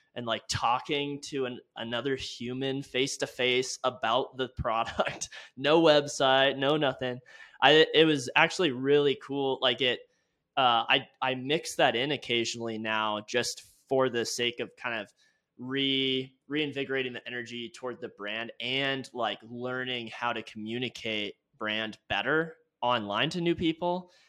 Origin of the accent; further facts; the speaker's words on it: California, United States; now in Laramie, United States; I grew up in California